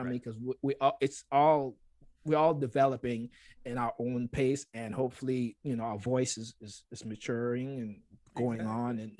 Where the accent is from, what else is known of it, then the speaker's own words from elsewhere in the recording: U.S. Virgin Islands; now in Berkeley, United States; when I came from the Virgin Islands to Berkeley, it was a perfect time where like a lot of names you know now in music were there